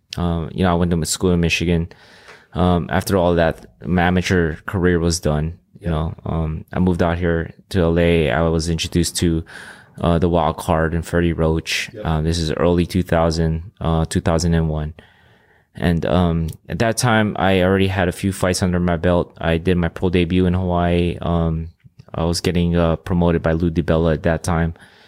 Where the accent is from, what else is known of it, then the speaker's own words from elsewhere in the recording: Philippines; first language Ilocano; English is a second language; different language because I was, you know, Filipino and Ilocano, which is a dialect in the Philippines, was my first language. And I had to learn English